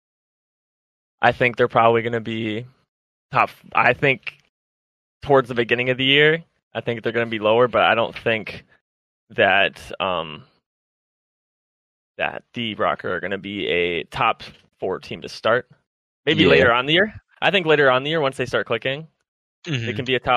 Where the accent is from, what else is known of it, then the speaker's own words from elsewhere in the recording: Minnesota, United States; I'm from Minnesota. So, if you couldn't tell by the little tish of an accent I got.